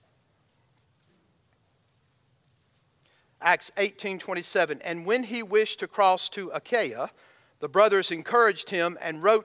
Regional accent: Georgia, United States; I'm from Georgia

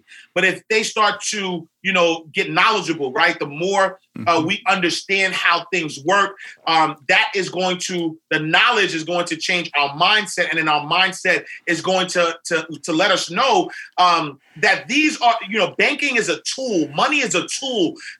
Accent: New York City, New York, United States; I grew up in St. Nicholas Projects in Harlem. And so, you know, black guy from Harlem who doesn't have the education that was necessary.

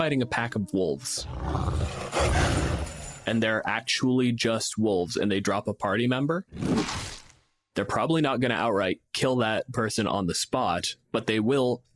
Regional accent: Canada; I'm a physicist from Canada

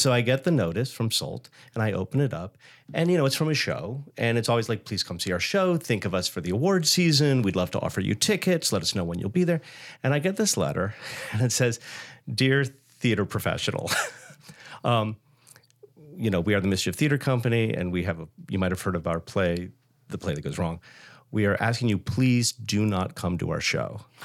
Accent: Hawaii, United States; moved away; I grew up in Hawaii where my intro to Broadway was records

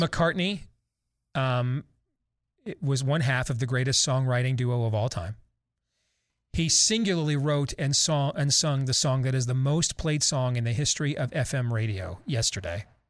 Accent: Wyoming, Michigan, United States; I, I grew up in Michigan. My junior high fight song at Jackson Park was the Notre Dame Victory March. And my high school fight song at Wyoming Rogers was the Buckeye Battle Cry

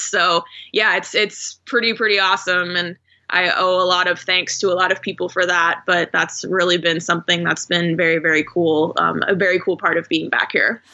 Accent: Phoenix, Arizona, United States; moved away as an adult; also born or lived in Houston / Oklahoma City / Portland; I grew up in Phoenix, so this was an opportunity to come back to my hometown

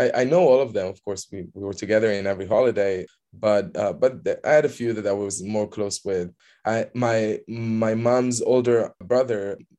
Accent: Petah Tikva, Central District, Israel; moved away; So I grew up in Petah Tikva. It's a small suburb of Tel Aviv.

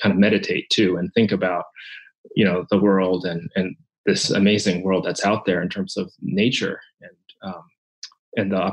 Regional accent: Japan; moved away; when I was a child growing up in Japan. I'm Japanese

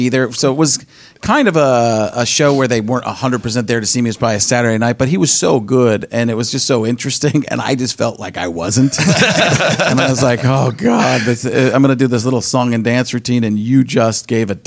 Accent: Midwest, United States; I'm from the Midwest

